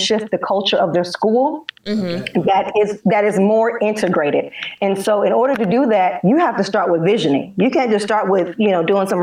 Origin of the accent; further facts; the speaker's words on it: St. Louis, Missouri, United States; now in Atlanta, United States; I'm from St. Louis